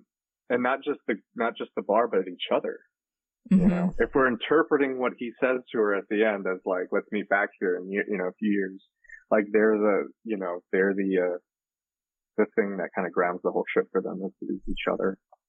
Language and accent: English; Philippines; and I am Filipino, but so it was very strange for me